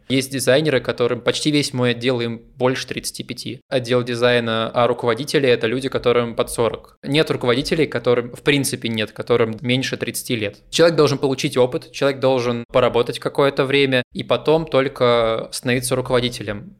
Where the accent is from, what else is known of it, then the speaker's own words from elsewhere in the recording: Kuzbass, Kemerovo Oblast, Russia; moved away as an adult; also born or lived in Novosibirsk / Kiselyovsk; now in Estonia; я из Кузбасса